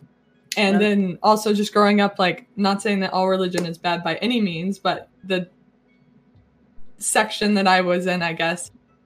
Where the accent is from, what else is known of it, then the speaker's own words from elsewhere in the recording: the American South, United States; I grew up in a Southern conservative Christian family.